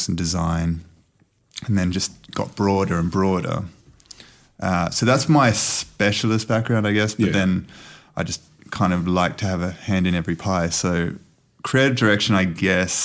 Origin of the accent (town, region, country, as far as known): Casino, New South Wales, Australia; moved away as an adult; also born or lived in London